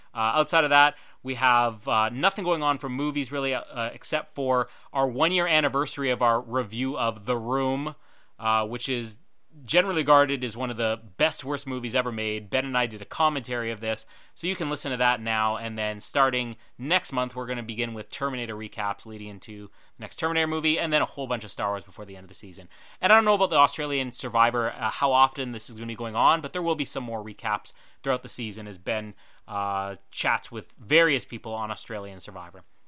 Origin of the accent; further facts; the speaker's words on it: Manitoba, Canada; I'm from Manitoba